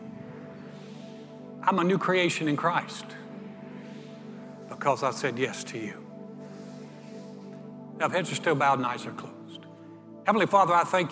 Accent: North Carolina, United States; I'm a guy from North Carolina

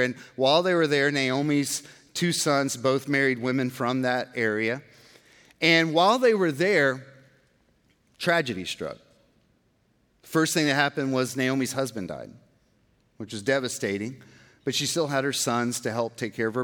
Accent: Georgia, United States; now in Texas, United States; I'm from Georgia and I'm in Texas

